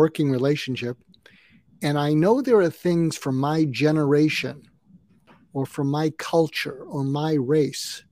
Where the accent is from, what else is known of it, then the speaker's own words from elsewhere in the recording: California, United States; I'm not only an American, I'm a Californian